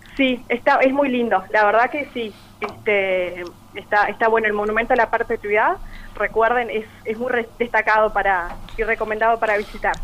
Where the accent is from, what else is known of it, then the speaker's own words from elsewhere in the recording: Paysandú, Uruguay; nacida y criada acá en Paysandú